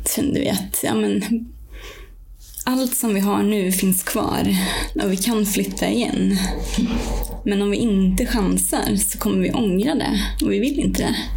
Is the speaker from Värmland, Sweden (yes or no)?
yes; Värmland, Sweden; also born or lived in Swedish west coast; now in Östersund, Sweden; Jag kommer från Värmland från början och har bott många år på västkusten